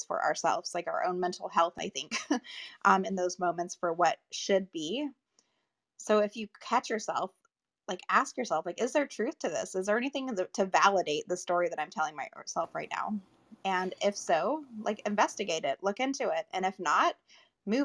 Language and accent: English; Las Vegas, Nevada, United States; now in Southern California, United States; I live in Southern California now, but I'm from Vegas